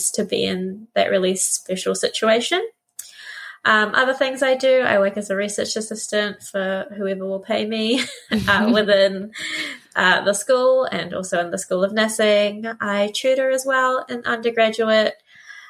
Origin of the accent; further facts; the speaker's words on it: New Zealand; also born or lived in Philippines / Otorohanga, New Zealand; we moved to New Zealand in the late 90s, and as a Filipino family, we were definitely one of the sort of firsts